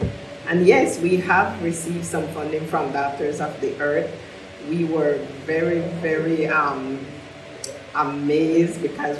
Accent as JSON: {"language": "English", "town": "St. Paul's Bank", "region": "Belize District", "country": "Belize", "tie": "born or raised there"}